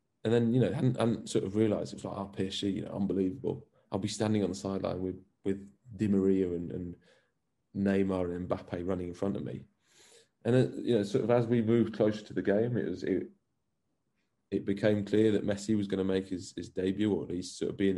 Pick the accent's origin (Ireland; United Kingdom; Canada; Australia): United Kingdom; England; now in Belgium; we're both ginger, we're both English, and we're both football coaches in First Division Belgium